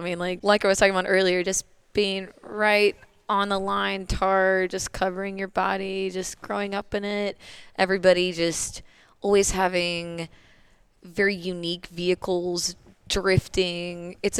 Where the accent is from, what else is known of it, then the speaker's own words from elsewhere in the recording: Charlotte, North Carolina, United States; moved away as an adult; now in Seattle, United States; I'm from Charlotte, North Carolina, so NASCAR country.